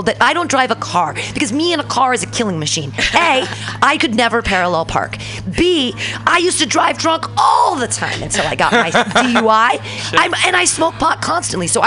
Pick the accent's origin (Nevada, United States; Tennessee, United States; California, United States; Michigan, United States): California, United States; Danville; also born or lived in San Francisco; I lived in Danville growing up